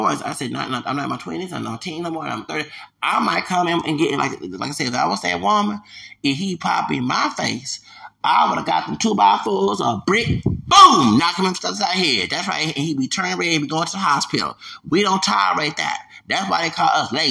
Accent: United States; I'm American.

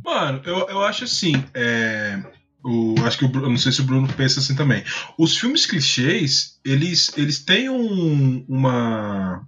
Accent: Brazil; sou brasileiro

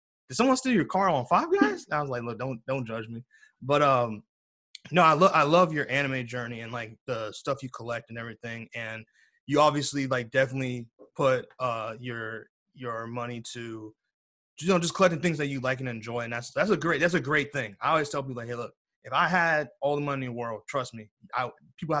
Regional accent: United States; I'm obviously American

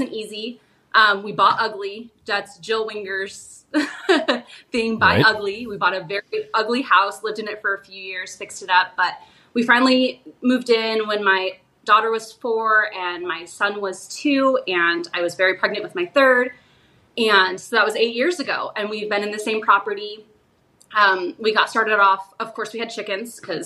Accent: Arizona, United States; my husband and I are both born and raised in Arizona

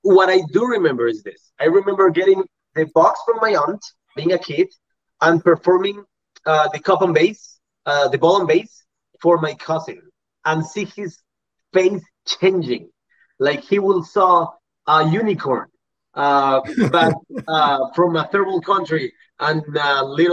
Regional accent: Puriscal, San José, Costa Rica; I went back to my hometown in Puriscal

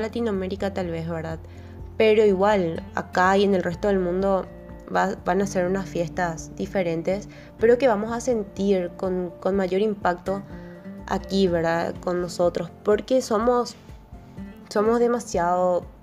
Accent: Paraguay; nosotros como paraguayos, o sea, nuestra familia es así súper numerosa siempre

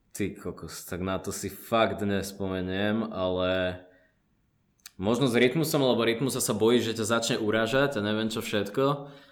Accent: Slovakia; Ja pochádzam odtiaľto zo Slovenska, ale môj otec je palestínčan, čiže som polovičný Arab palestínčan

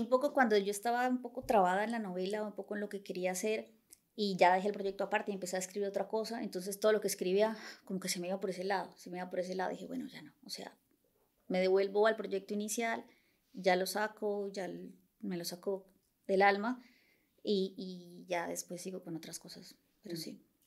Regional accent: Bucaramanga, Santander, Colombia; moved away as an adult; also born or lived in Bogotá, Colombia; now in Barcelona, Spain; en Colombia soy de Bucaramanga

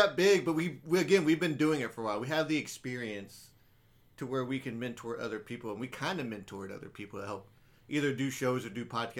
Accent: Killeen, Texas, United States; moved away; also born or lived in Austin, Texas; whenever they ask where I'm from, it's like, I'm just from Austin. Because you tell people Killeen, they're like, where the hell is that?

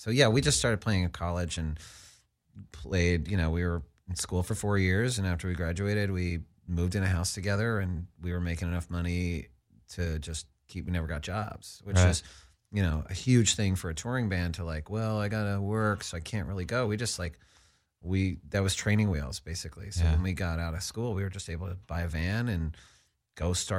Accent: Dallas, Texas, United States; I mean, I grew up in Dallas, Texas, and didn't get exposed to a ton of stuff.

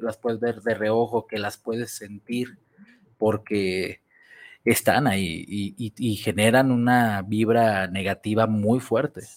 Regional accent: Guadalajara, Jalisco, Mexico; donde yo nací, la zona donde yo nací era, la conocida como zona roja, Obregón, con la 42, 40 y tantas, y toda aquella zona, que era la zona roja de Guadalajara

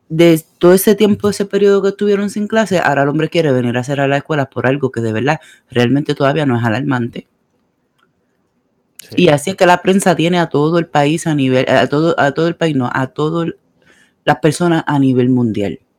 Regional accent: Puerto Rico; moved away; En mi país quieren trancar los aeropuertos. no de Puerto Rico

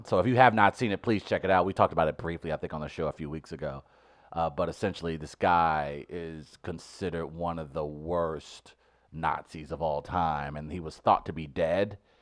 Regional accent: St. Louis, Missouri, United States; my hometown

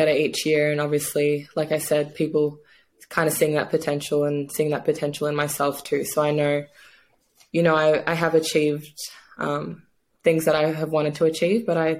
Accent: Australia; moved away as an adult; also born or lived in New Zealand / Seattle; now in Hungary; growing up in Australia

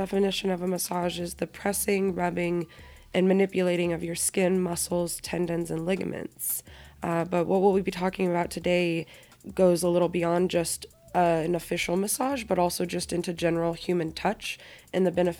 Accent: Kansas, United States; moved away as an adult; now in Las Vegas, United States; I am originally from the Midwest, as you said, Kansas specifically

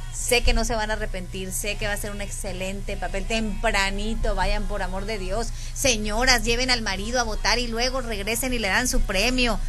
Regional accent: Los Mochis, Sinaloa, Mexico; de aquí somos, de aquí de Mochis

